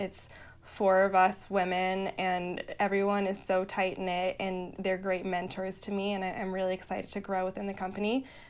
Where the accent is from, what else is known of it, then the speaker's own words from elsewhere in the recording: Long Island, New York, United States; also born or lived in Boston; So I grew up on Long Island, New York, and then I went to school in Boston